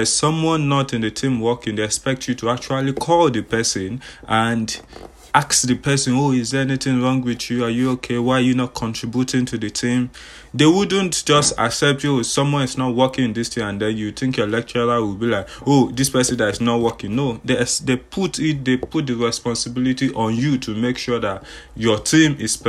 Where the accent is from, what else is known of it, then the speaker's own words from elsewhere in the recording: Nigeria; I'm from Nigeria